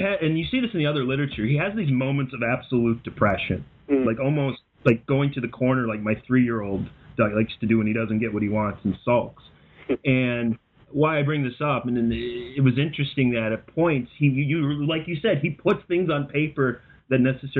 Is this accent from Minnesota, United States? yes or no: yes; Minnesota, United States; I grew up in Minnesota. I'm from a very Scandinavian family. My grandmother at times preferred to speak Norwegian.